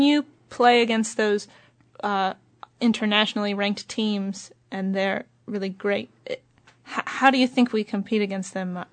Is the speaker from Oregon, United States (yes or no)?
yes; Oregon, United States; also born or lived in Eugene, Oregon; now in Wellington, New Zealand; I'm from Oregon